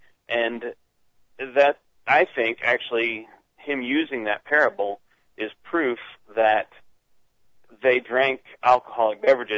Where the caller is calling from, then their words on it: Dahlonega, Georgia, United States; I'm calling from Dahlonega, Georgia.